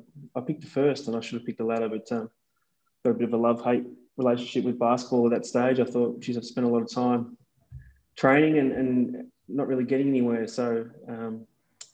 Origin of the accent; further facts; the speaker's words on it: Werribee, Victoria, Australia; I grew up in Werribee in the west of Melbourne